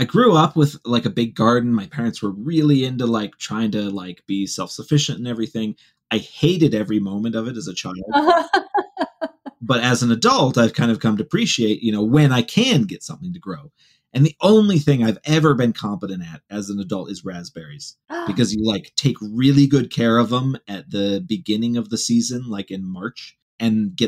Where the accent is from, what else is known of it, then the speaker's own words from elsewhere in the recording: Ohio, United States; moved away; where I grew up in the Midwest. And specifically in the corner of Ohio that has some actual hills